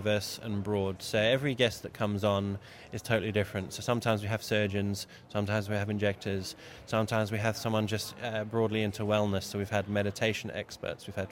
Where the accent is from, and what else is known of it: United Kingdom; moved away as an adult; now in Australia